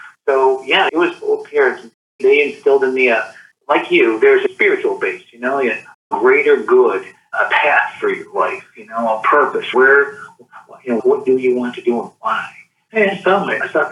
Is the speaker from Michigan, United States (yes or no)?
yes; Jackson, Michigan, United States; Born and raised in Jackson, so just south of here